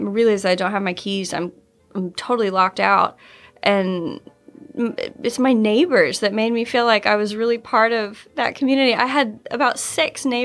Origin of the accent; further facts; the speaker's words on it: Little Rock, Arkansas, United States; I'm from Little Rock, Arkansas